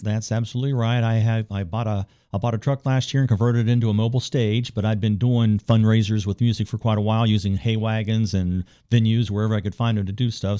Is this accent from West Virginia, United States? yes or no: yes; Parkersburg, West Virginia, United States; moved away; I'm from Parkersburg